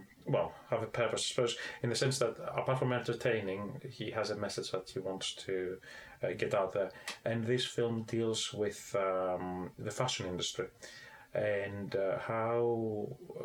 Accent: Athens, Attica, Greece; moved away as an adult; I was born in Athens.

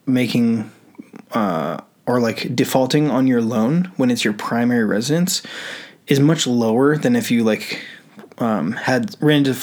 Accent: Kings Beach, California, United States; moved away; I grew up in Kings Beach in northern North Tahoe

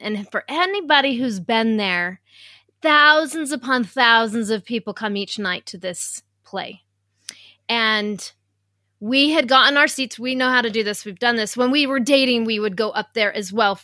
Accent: Utah, United States; I'm from Utah

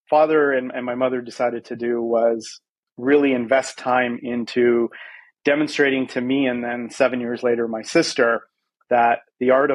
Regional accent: Vancouver, British Columbia, Canada; moved away as an adult; also born or lived in South Africa; now in San Francisco, United States; I was at the age of 5 and I grew up in Vancouver, which I like to call home, although I do live in San Francisco today.

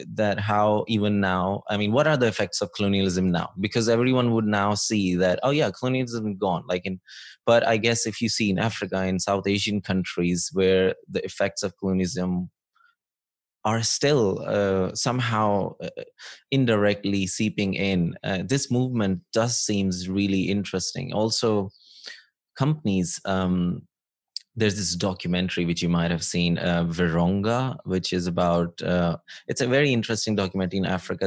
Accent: Pakistan; moved away; growing up in Pakistan

